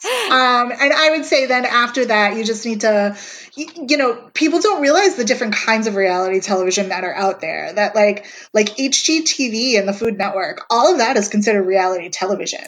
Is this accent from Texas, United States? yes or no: no; New York, United States; I was from New York